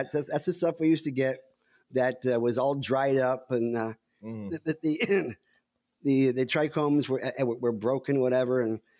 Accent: Canada; I said, oh, yeah, I'm Canadian. It's a maple leaf.

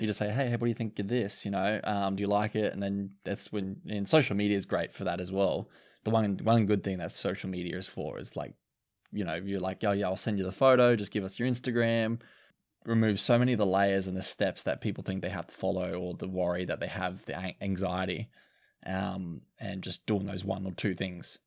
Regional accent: Cairns, Queensland, Australia; I'm being from Cairns.

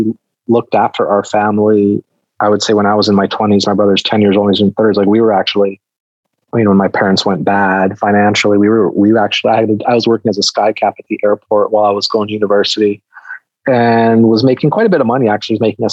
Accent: Canada; I grew up in Canada, Greek-Canadian parents

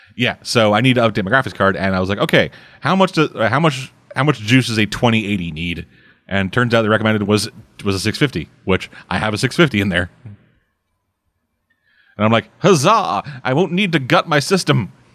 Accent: Southern, United States; accent: Southern; my accent switched from Southern to Russian.

